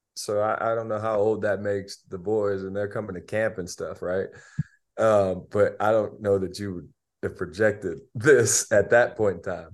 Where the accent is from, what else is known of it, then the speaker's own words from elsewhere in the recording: Albion, Michigan, United States; I'm from Albion Michigan it's like 30 minutes away I watched I watched Kenyon their dad play when I was in, in middle school